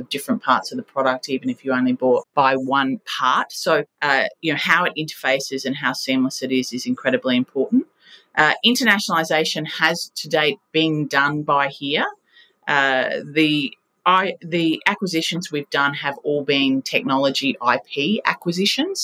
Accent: Australia; We are fiercely proud and patriotic Australians

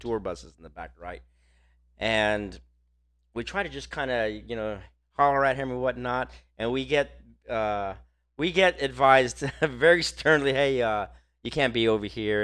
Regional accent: Texas, United States; we're from Texas

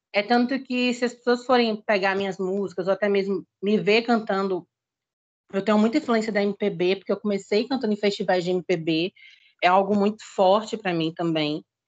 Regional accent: Salvador, Bahia, Brazil; eu sou da Bahia, para quem não me conhece. Nascida em Salvador

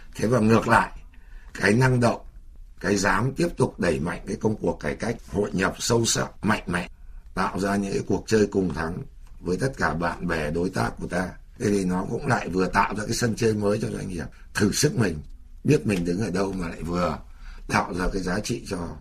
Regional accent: Vietnam; Chúng tôi là người Việt Nam

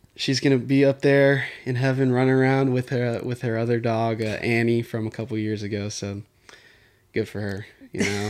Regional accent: Houston, Texas, United States; also born or lived in Katy, Texas; born and raised in Houston, Texas. Both my parents are from Netherlands

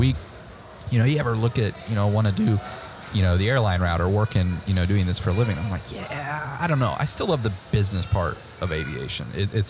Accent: Midwest, United States; now in Texas, United States; moving here was something new for me because I'm from the Midwest

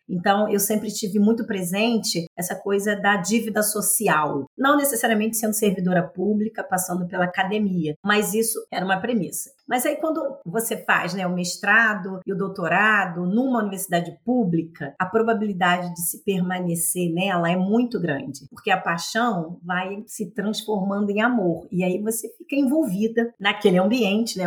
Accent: Rio de Janeiro, Brazil; Eu nasci em Irajá, é um bairro da periferia do município do Rio de Janeiro.

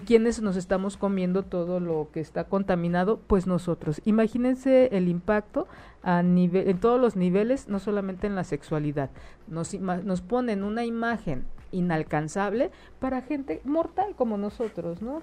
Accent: Mexico; Nosotros, como pueblo mexicano

